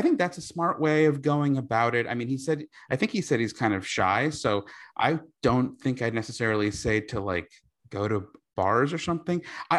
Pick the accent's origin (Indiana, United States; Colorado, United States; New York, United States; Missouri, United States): New York, United States; moved away as an adult; now in Los Angeles, United States; I was from New York and went to NYU